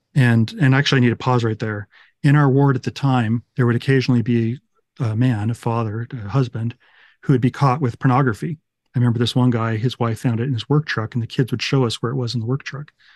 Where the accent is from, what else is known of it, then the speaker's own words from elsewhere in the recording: United States; I'm this American guy.